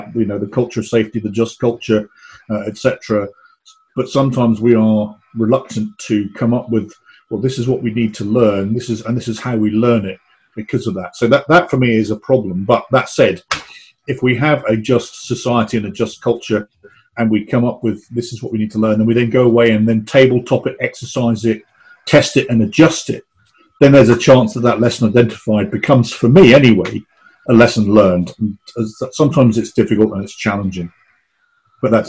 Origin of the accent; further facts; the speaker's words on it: England, United Kingdom; now in United States; as an Englishman